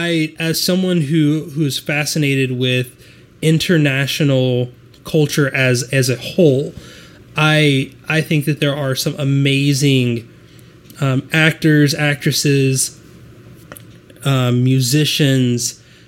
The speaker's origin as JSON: {"language": "English", "country": "United States", "said": "I feel like I'm American."}